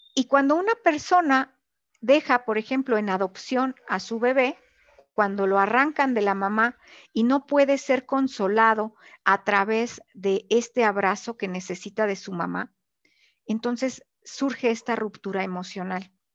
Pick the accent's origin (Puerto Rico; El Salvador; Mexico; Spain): Mexico; esta crianza que nosotros hemos tenido como mexicanos